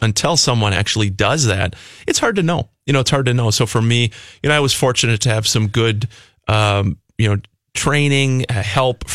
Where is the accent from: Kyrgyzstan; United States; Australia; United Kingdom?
United States; New Prague, Minnesota; I grew up down in New Prague, and kind of a small town guy like Jason